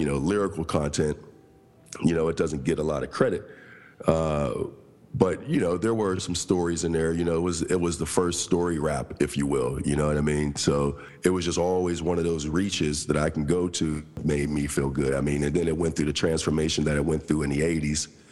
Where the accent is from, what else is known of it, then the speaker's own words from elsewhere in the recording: Pittsburgh, Pennsylvania, United States; also born or lived in Coraopolis, Pennsylvania; I'm from Pittsburgh, PA. Um, from two areas there actually, because I. Uh, grew up on the north side of Pittsburgh